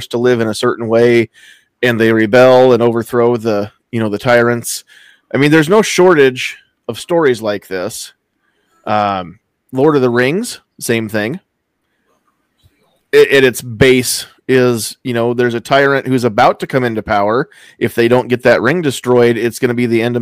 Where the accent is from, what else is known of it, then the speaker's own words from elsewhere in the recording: Mobb County, Nebraska, United States; the county that I grew up